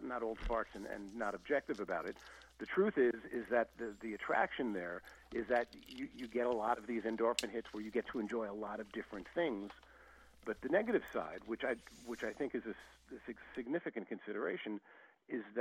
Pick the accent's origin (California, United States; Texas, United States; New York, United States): New York, United States; also born or lived in Paris; growing up in New York back in the day